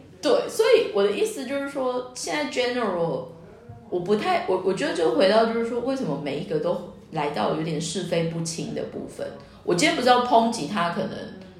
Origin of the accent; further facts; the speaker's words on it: Taiwan; 我们台湾人